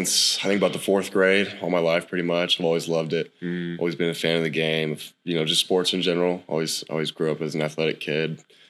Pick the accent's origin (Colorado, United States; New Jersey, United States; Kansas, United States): Kansas, United States; Hays; moved away as an adult; now in Norman, United States; I'm from Hayes, Kansas.